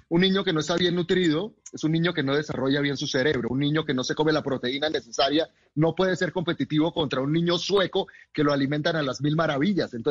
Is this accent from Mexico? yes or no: no; Colombia; Eh, yo soy nacido en Colombia, soy colombiano, he vivido aquí toda mi vida, soy orgulloso de mi país y conozco muy bien nuestra comida.